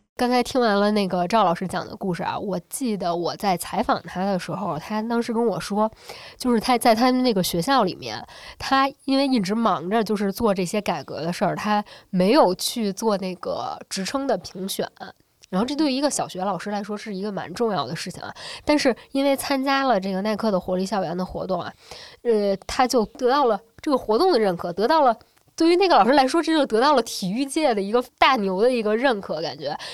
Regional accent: Beijing, China; 我是九零后，我是北京出生跟长大的

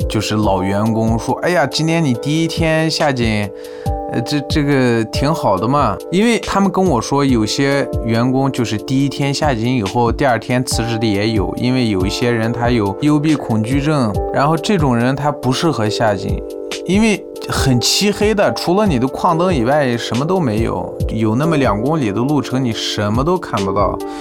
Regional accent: Urumqi, Xinjiang, China; also born or lived in Beijing; 今年二十八岁。在我小时候呢，我是出生在乌鲁木齐郊区的一个矿区。这个矿区人口不多，差不多有三四千人左右

